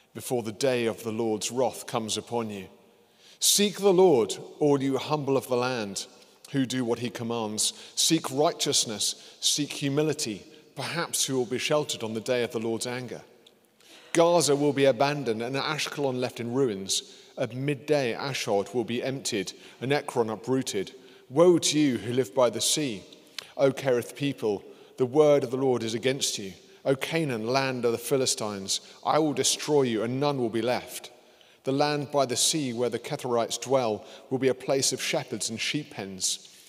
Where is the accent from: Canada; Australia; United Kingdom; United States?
United Kingdom